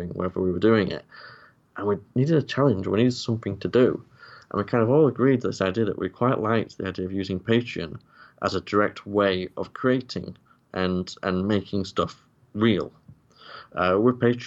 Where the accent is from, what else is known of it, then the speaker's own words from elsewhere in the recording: Yorkshire and the Humber, United Kingdom; I'm from Yorkshire